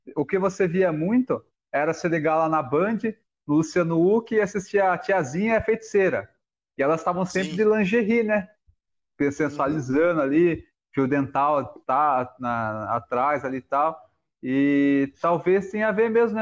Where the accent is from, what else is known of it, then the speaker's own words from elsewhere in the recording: Alumínio, São Paulo, Brazil; moved away; eu morei lá há 15 anos